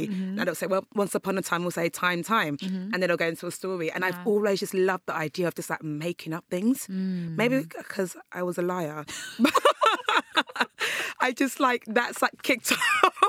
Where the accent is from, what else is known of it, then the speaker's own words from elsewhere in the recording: Nigeria; moved away; also born or lived in England; So I was born there, and then I was second to Nigeria when I was about like one.